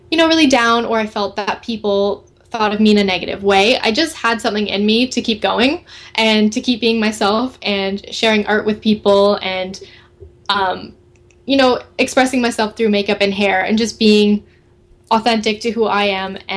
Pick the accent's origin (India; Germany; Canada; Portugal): Canada; So there's wow. been some other Canadian uh, YouTubers who have been